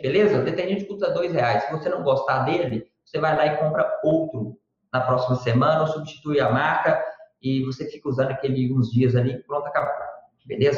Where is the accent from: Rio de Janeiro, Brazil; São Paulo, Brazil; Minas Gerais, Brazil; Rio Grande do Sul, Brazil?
Minas Gerais, Brazil; Sete Lagoas; eu sou mineiro, natural de Sete Lagoas, Minas Gerais